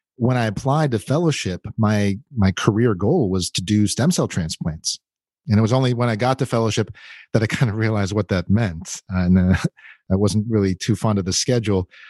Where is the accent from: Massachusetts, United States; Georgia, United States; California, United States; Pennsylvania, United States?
Pennsylvania, United States; outside of Pittsburgh; moved away as an adult; also born or lived in Florida / Baltimore / Philadelphia / Los Angeles; I was born in Florida. Uh, but I grew up outside of Pittsburgh